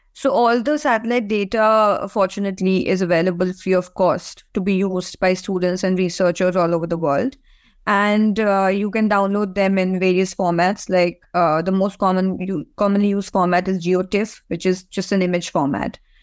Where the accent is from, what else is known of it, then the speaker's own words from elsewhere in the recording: India; now in Ireland; I come from India, so I, I know a lot more about that region than any other part of the world.